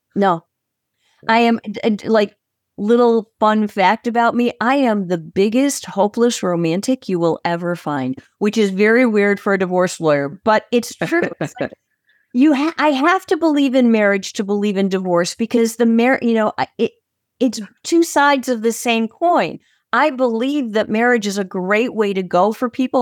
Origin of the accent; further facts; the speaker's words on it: Chicago, Illinois, United States; I am from Chicago, Illinois.